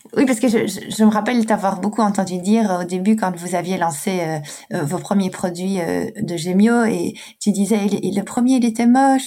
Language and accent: French; Brussels, Brussels-Capital Region, Belgium; une Belge, parce que je suis belge et bruxelloise de surcroît